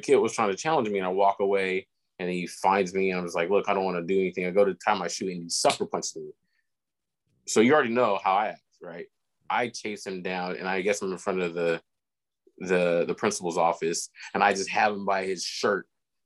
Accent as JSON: {"language": "English", "town": "Elk Grove", "region": "California", "country": "United States", "tie": "born or raised there", "said": "growing up in Elk Grove, or going to the Elk Grove School District"}